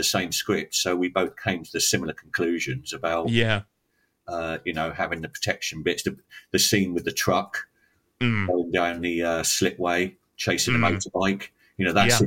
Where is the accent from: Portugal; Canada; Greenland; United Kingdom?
United Kingdom; England; being English